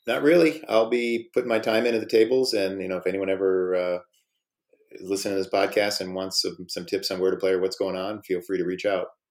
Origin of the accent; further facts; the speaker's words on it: Midwest, United States; I'm from the Midwest